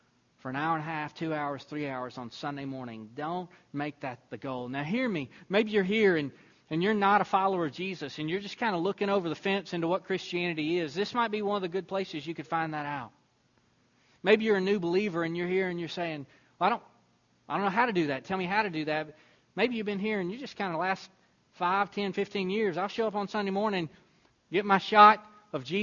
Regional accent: Deweyville, Texas, United States; now in Temple, United States; I remember when I moved down from the area where I grew up near Deweyville, Texas, up to Temple, Texas.

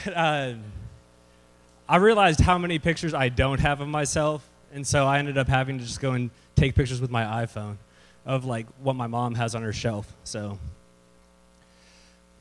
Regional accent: Temple, Texas, United States; also born or lived in San Antonio, Texas; I was born in San Antonio, Texas. I was raised here in Temple

